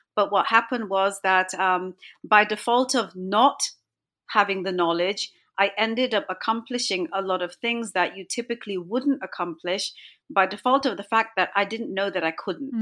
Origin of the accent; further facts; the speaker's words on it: England, United Kingdom; moved away; also born or lived in Toronto, Canada; My parents are from India. I was born and brought up in England.